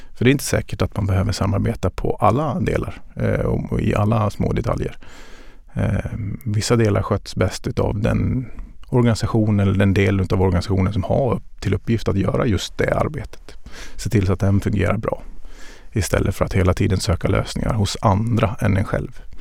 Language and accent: Swedish; Dalarna County, Sweden; Jag är uppvuxen i Dalarna och det var mycket skog och mindre vatten.